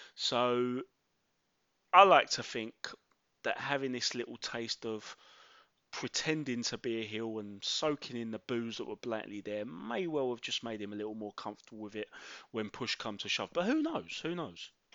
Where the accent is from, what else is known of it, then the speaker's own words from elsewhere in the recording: London, United Kingdom; born and raised in Mile End, Bow, East London